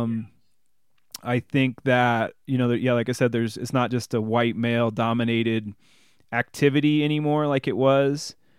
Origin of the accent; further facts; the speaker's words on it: Bloomington, Illinois, United States; moved away as an adult; I grew up in, in Bloomington Normal